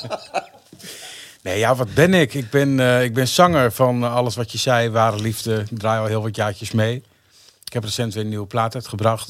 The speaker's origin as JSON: {"language": "Dutch", "town": "Emmen", "region": "Drenthe", "country": "Netherlands", "tie": "born or raised there", "also_born_or_lived": "Hoogeveen", "said": "Ik ben geboren in Emmen en eh, verpest in Schoonhoort, een klein dorpje onder de rook van Emmen"}